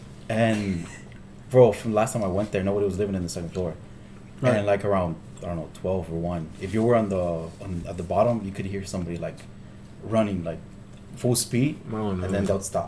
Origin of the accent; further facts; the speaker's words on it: Laredo, Texas, United States; also born or lived in Corpus Christi; I was born in Laredo.